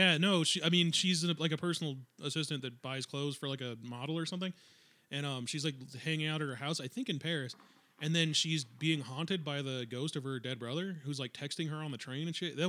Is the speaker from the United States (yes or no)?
no; United Kingdom; I'm pretty British